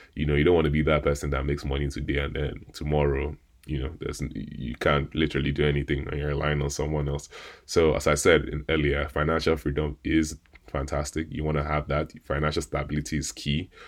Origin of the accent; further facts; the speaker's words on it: Nigeria; me being Nigerian